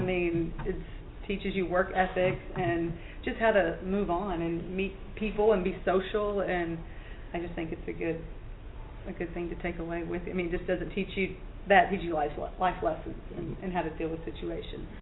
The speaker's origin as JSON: {"language": "English", "town": "Corpus Christi", "region": "Texas", "country": "United States", "tie": "born or raised there", "said": "born and raised in Corpus Christi"}